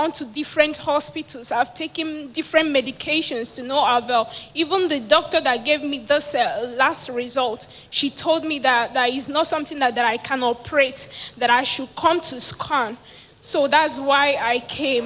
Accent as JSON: {"language": "English", "town": "Abuja", "region": "Federal Capital Territory", "country": "Nigeria", "said": "I'm from Abuja."}